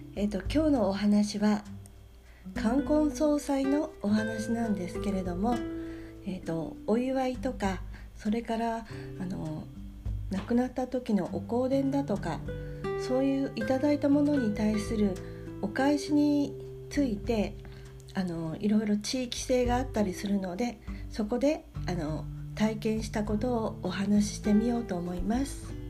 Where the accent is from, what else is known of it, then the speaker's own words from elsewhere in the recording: Sendai, Miyagi, Japan; moved away; 私はあの仙台出身なんですけれども